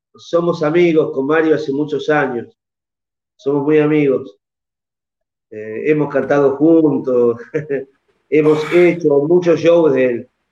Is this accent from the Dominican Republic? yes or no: no; Argentina; aquí en mi país